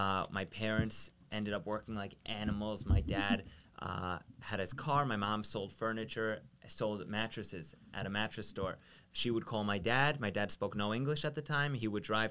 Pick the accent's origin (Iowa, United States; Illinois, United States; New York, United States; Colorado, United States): New York, United States; Long Island; We grew up out east in Long Island where we were the only Israeli people in my entire school district